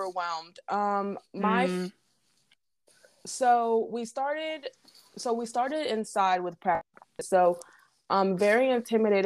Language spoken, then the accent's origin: English; Indianapolis, Indiana, United States; moved away as an adult; now in Bay Area, United States; I grew up in Indianapolis, Indiana.